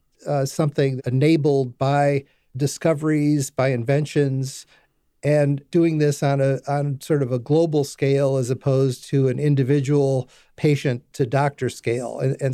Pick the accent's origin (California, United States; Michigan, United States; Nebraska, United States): Michigan, United States; Detroit; I was born and raised in Detroit, Michigan. I moved across the north border of the city, place that was made famous in a movie a few years ago called 8 Mile Road, and moved between 8 and 9 Mile Road